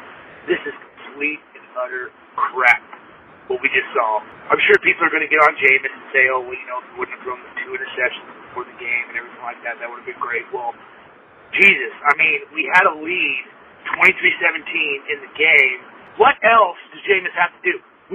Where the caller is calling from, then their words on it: Reno, Nevada, United States; I am calling from Reno, Nevada. I have never been a geographical fan in Tampa because I never lived in Florida or anywhere else